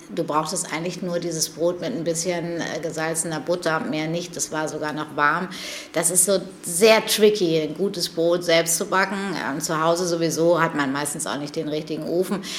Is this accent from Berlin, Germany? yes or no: no; between Paderborn and Bielefeld, North Rhine-Westphalia, Germany; now in Hamburg, Germany; Ich bin ja groß geworden ähm, zwischen Paderborn und Bielefeld